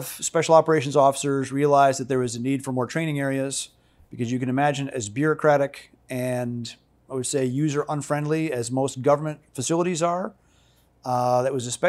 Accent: Holland, Michigan, United States; born there; I was born in Holland, Michigan, to a mom and dad and three older sisters.

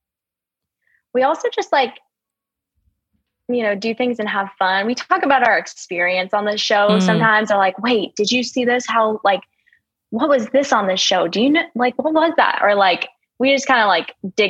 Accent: Vermont, United States; moved away as an adult; also born or lived in Mississippi; now in Houston, United States

